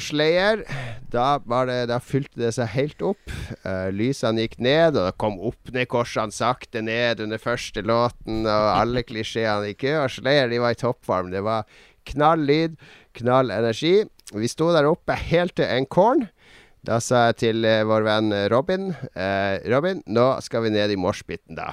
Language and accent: Norwegian; Harstad, Troms, Norway; accent: Northern Norwegian; moved away; jeg er fra Harstad